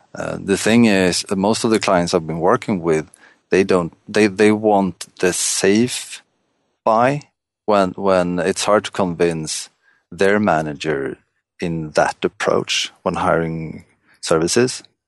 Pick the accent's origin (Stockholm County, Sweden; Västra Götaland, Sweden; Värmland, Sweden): Stockholm County, Sweden; Stockholm; English is a second language; I'm from Stockholm, Sweden.